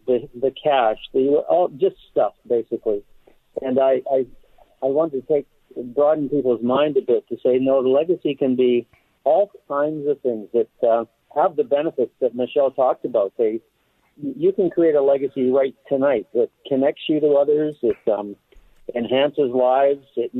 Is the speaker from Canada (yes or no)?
yes; Calgary, Alberta, Canada; I'm a Canadian. I was born in Calgary, Alberta, the home of the Stampede